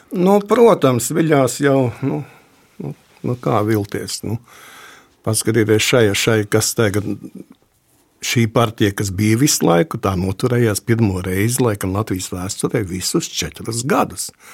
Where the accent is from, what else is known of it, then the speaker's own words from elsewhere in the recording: Latvia; Mēs esam latvieši tādi, es te, nu, labi, diezgan bargi teikšu, dabūšu tā, bet mēs esam latvieši tādi ļoti stipri īpatnēja tauta